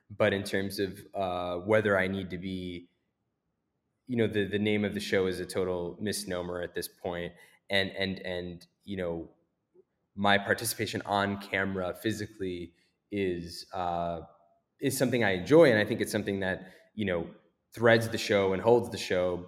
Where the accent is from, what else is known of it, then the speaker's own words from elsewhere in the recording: United States; growing up in America